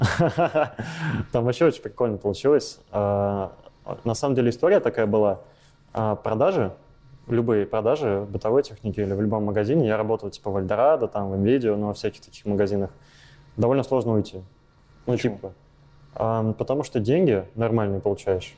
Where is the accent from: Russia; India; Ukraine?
Russia; Volgograd, Volgograd Oblast; moved away as an adult; now in Saint Petersburg, Russia; Я из Волгограда. Я там родился, там рос лет 20, наверное.